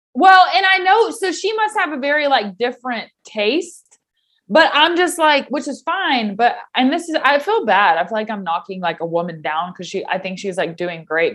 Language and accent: English; Knoxville, Tennessee, United States; I was from Knoxville